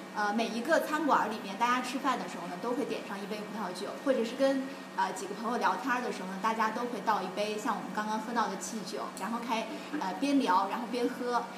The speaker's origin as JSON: {"language": "Chinese", "country": "China", "said": "我们中国人"}